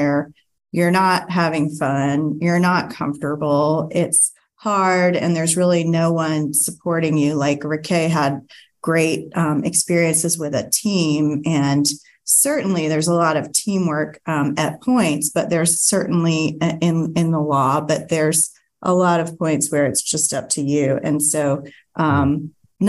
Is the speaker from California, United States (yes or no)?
no; Greenville, South Carolina, United States; moved away as an adult; I'm originally from Greenville, and I moved back